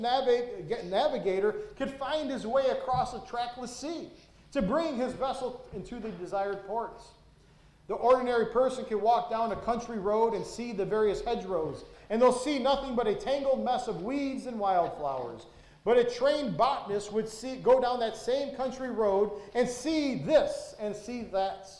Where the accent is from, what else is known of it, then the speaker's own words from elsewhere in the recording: Detroit, Michigan, United States; when I grew up in Detroit